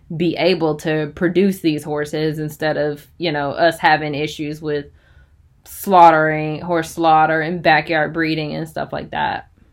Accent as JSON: {"language": "English", "town": "Chapel Hill", "region": "North Carolina", "country": "United States", "tie": "born or raised there", "said": "I'm from Chapel Hill, so I'm pretty sure we played like Cedar Grove in football"}